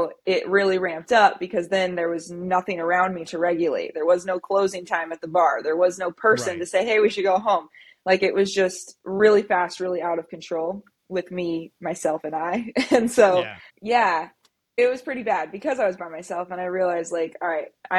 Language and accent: English; Central Valley, California, United States; also born or lived in San Diego; I'm from the Central Valley in California. That's where I was born and raised